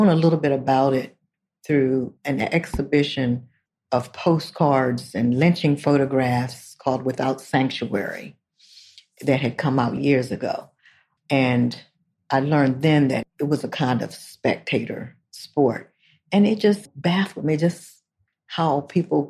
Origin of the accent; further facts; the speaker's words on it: Salisbury, Maryland, United States; I'm from Salisbury, Maryland